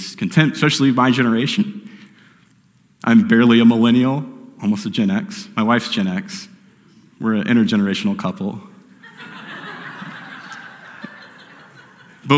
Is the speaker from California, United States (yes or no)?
no; Phoenix, Arizona, United States; I grew up here in Phoenix